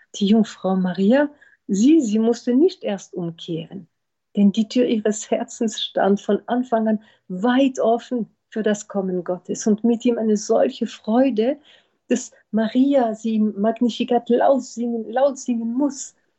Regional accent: France; now in Berlin, Germany; in Frankreich, wo ich herkomme

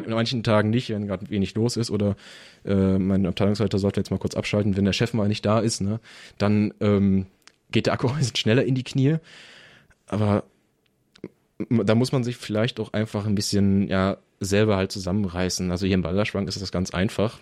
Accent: Bottrop, North Rhine-Westphalia, Germany; moved away as an adult; also born or lived in Biberach; ich komme halt aus der Metropole, bin halt Kind des Ruhrgebiets, man hört es vielleicht auch

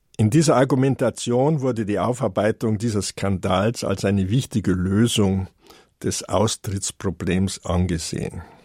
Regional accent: Germany; Bei uns in Deutschland

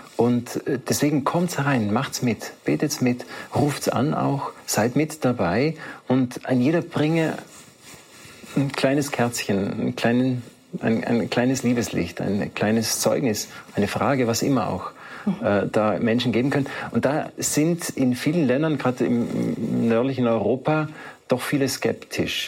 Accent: South Tyrol, Trentino-Alto Adige, Italy; bei uns in Südtirol

